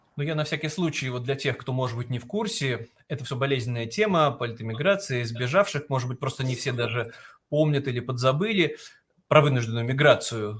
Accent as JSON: {"language": "Russian", "region": "Saint Petersburg", "country": "Russia", "moved": "as an adult", "said": "мы, петербуржцы"}